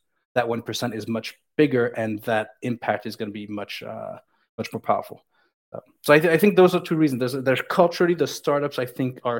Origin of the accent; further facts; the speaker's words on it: United States; moved away; I grew up in the United States.